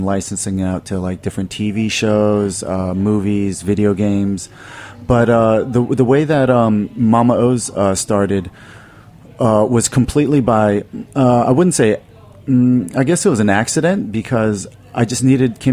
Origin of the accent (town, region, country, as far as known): Silver Spring, Maryland, United States; born or raised there; now in Brooklyn, United States